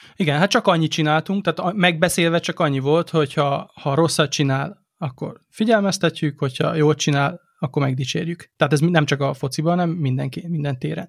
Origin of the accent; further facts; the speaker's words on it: Délvidék, Vojvodina, Serbia; mindketten a délvidékről származunk, tehát gyakorlatilag ugyanolyan keretrendszerben nőttünk föl